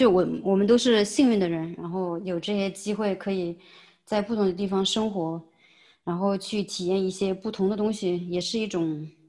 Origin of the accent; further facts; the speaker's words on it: China; 虽然我现在还是一个很正宗的中国人